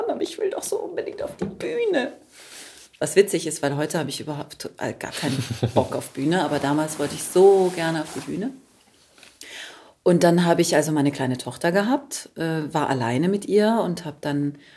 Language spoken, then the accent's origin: German; Taunusstein, Hesse, Germany; also born or lived in Karlsruhe; now in Potsdam, Germany; Genau, ich bin in Karlsruhe geboren. Dann haben wir da, ähm, keine Ahnung, drei Jahre oder knapp vier Jahre gewohnt. Und dann sind wir nach Taunusstein bei Wiesbaden gezogen.